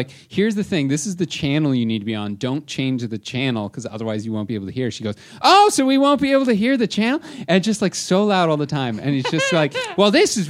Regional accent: Toronto, Ontario, Canada; we're from Toronto

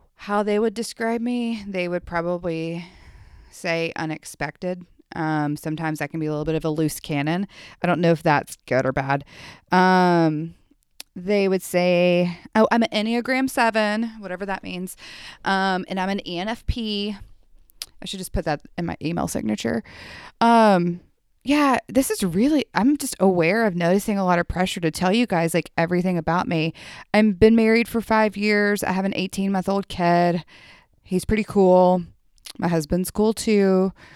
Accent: Memphis, Tennessee, United States; I grew up in Memphis

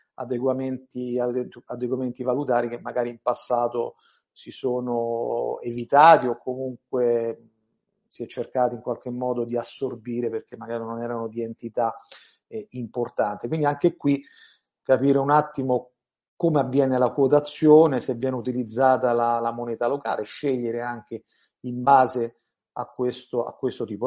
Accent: Italy

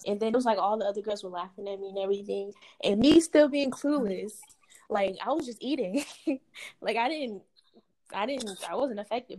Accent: Durham, United States; When I was growing up in Durham, we stayed in, like, apartments.

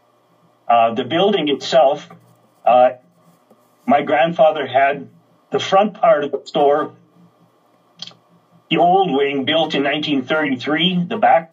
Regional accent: Bruno, Saskatchewan, Canada; Bruno was my hometown.

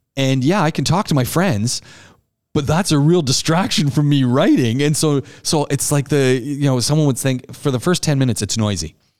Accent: Ajax, Ontario, Canada; I grew up in Ontario, just outside Toronto, a town called Ajax.

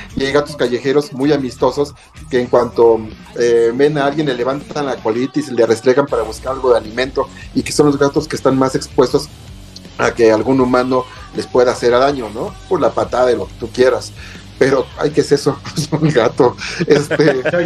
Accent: Mexico; como buenos mexicanos

